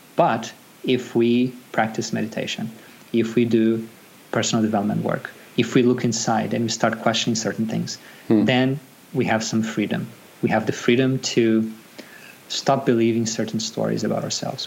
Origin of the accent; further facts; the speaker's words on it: Brazil; moved away as an adult; now in Sydney, Australia; I was born and raised in Brazil. I migrated to Australia about nine years ago